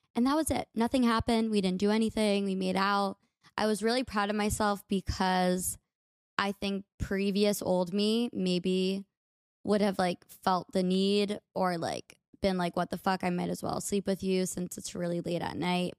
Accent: United States; accent: American; my American accent

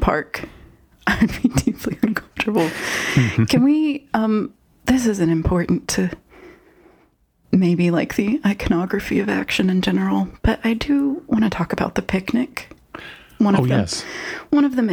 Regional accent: United States; I'm an American and I was a 90s baby.

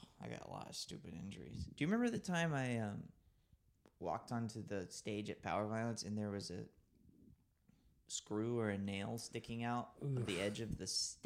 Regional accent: Orange Beach, Alabama, United States; also born or lived in Gulf Shores / Birmingham; I grew up in Orange Beach, Gulf Shores, wherever.

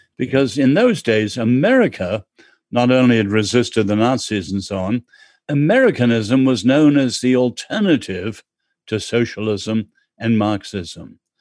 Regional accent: England, United Kingdom; I'm English

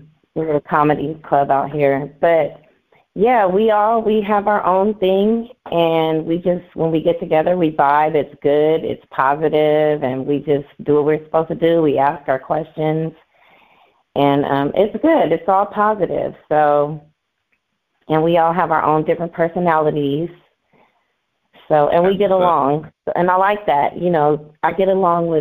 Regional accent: Oakland, California, United States; I am from Deep East Oakland

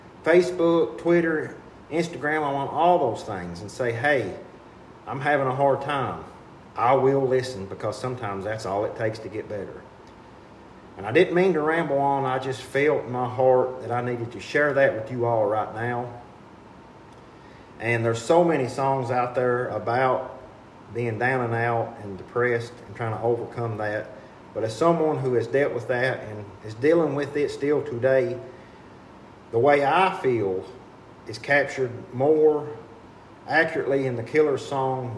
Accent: Jackson, Kentucky, United States; Aspire Appalachia out of Jackson, my hometown

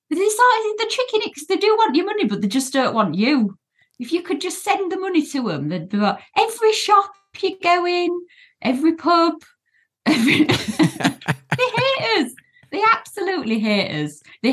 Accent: South West England, United Kingdom; But I'm allowed to say that because I am Cornish, you see.

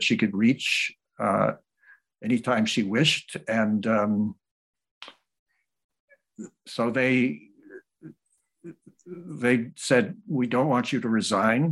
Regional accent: New Orleans, Louisiana, United States; also born or lived in Massachusetts; When I was four, we moved to New Orleans, Louisiana, where my father was teaching

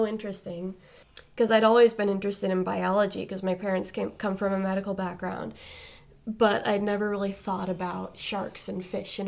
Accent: Cape Cod, Massachusetts, United States; born and raised on Cape Cod

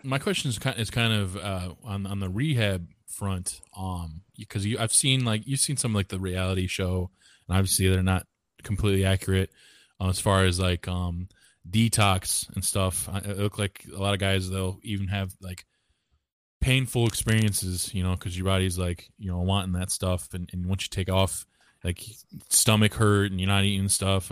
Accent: Walbridge, Ohio, United States; I'm from Warburg, Ohio

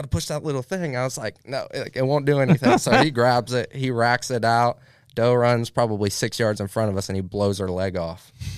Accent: United States; we grew up in Highland County.

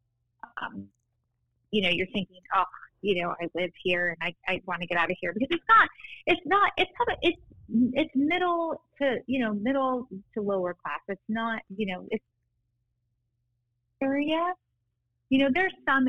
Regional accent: Inland Empire, Southern California, United States; also born or lived in Newport Beach, California; I grew up in the Inland Empire

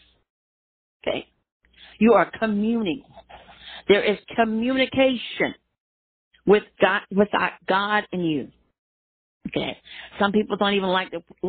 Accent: Miami, Florida, United States; when I grew up in Miami, there, Florida

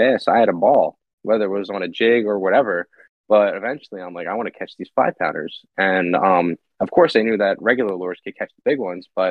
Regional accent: Pennsylvania, United States; growing up in Pennsylvania

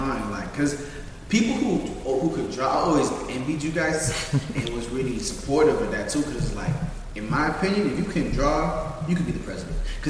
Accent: Palm Beach County, Florida, United States; We're from Palm Beach County. We're Haitian.

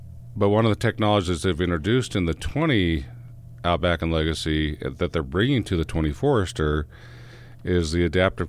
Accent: Utah, United States; I'm from Utah. I got to be first.

